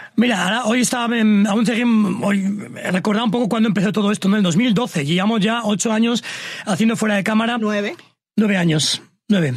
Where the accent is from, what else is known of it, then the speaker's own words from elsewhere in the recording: Sangüesa, Navarre, Spain; moved away; also born or lived in Pamplona; yo soy de un pueblo así pequeño, de unos 5.000 habitantes, se llama Sangüesa